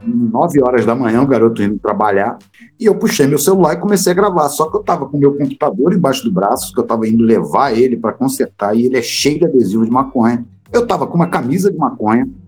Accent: Rio de Janeiro, Brazil; Sou do Rio de Janeiro

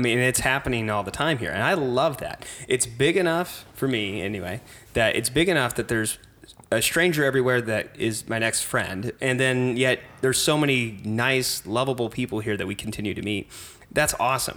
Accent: Cape Girardeau, Missouri, United States; moved away as an adult; also born or lived in St. Louis, Missouri; now in St. Charles, United States; I'm from Cape Girardeau, small rural town

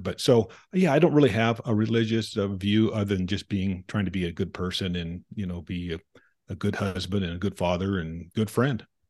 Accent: Provo, Utah, United States; I was born in Provo, Utah, to two people going to Brigham Young University.

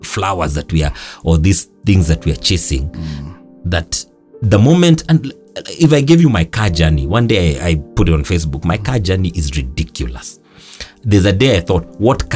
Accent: Nairobi, Kenya; I grew up in Buruburu Estate

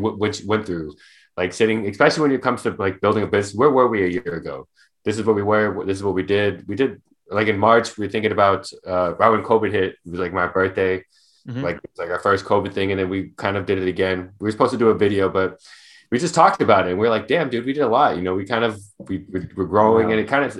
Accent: Arizona, United States; we grew up in Arizona

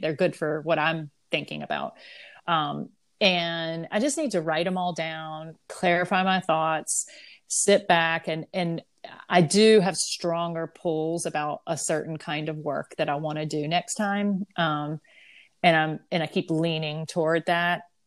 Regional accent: the South, United States; I'm from the South

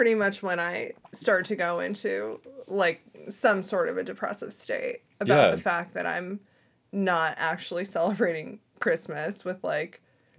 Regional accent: Northeast, United States; moved away; also born or lived in Florida; I'm originally from the Northeast.

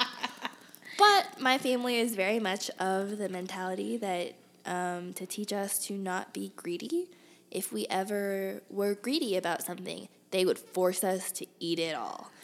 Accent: Houston, Texas, United States; moved away as an adult; also born or lived in Berkeley, California / Boston, Massachusetts; now in Tempe, United States; I was born in Berkeley, California, and I grew up in Boston, Massachusetts. And I went to most of grade school and college in Houston.

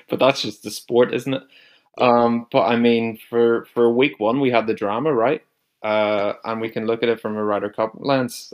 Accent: Newcastle, Northern Ireland, United Kingdom; accent: similar to Rory McIlroy; I'm from Northern Ireland, a place called Newcastle, Northern Ireland

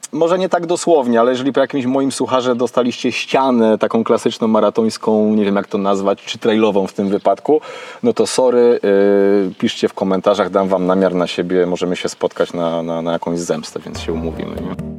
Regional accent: Kraków, Lesser Poland, Poland; u mnie w rodzinnym Krakowie

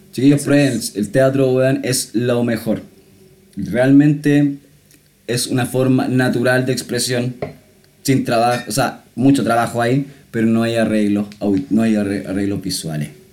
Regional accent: Santiago, Santiago Metropolitan Region, Chile; yo soy de Santiago nomás

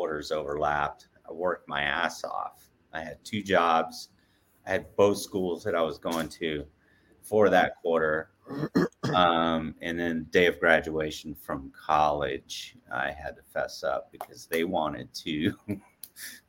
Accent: Atlanta, Georgia, United States; moved away as an adult; also born or lived in Portland; growing up in Atlanta, you're used to the sun, you're used to mild temperature

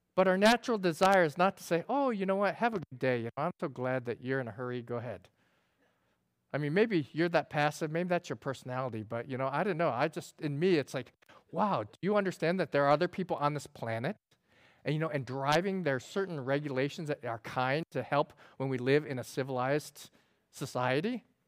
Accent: upstate New York, United States; I grew up in New York and upstate New York, they have the Adirondacks

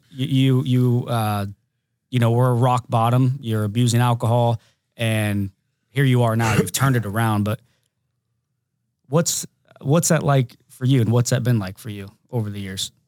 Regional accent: Mechanicsburg, Ohio, United States; I'm from Mechanicsburg, Ohio

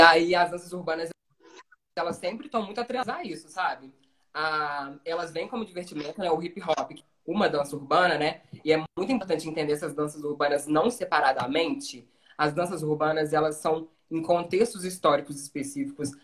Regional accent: Brazil; Nasci e fui criado no São Benedito

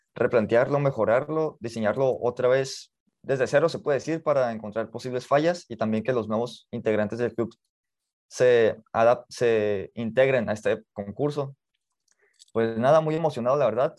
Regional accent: Mexicali, Baja California, Mexico; Nací en Mexicali, Baja California, eh, me he criado aquí

